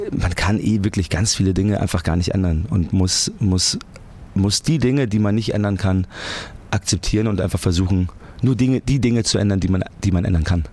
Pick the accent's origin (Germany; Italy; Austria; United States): Germany; Munich, Bavaria; ich komme aus München